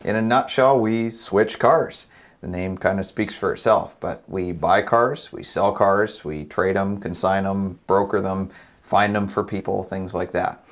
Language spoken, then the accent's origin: English; Maine, United States; moved away as an adult; now in Cleveland, United States; I grew up in Maine. Lived there for 18 years, moved out to Cleveland for college